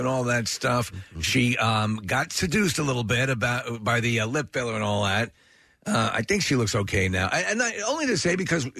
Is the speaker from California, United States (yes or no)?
no; Long Island, New York, United States; I grew up on Long Island.